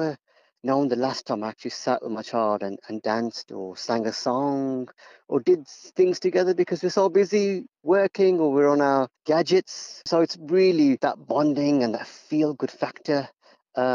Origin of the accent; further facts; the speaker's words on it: Wolverhampton, West Midlands, United Kingdom; I'm born and bred in Wolverhampton.